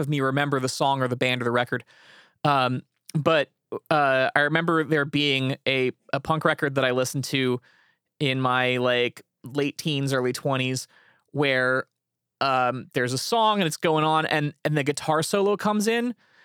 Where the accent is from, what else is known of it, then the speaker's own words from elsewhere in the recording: Indianapolis, Indiana, United States; moved away; also born or lived in Chicago; I was born in Indianapolis